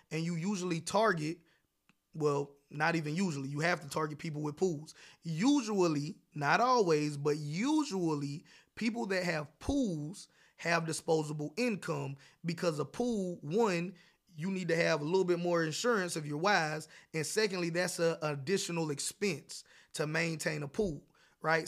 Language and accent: English; South Carolina, United States; I was born and raised in South Carolina and North Carolina